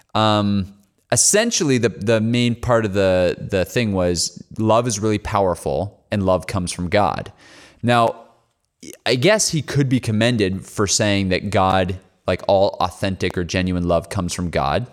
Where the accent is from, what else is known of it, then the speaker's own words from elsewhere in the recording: Canada; accent: Canadian; we're from Canada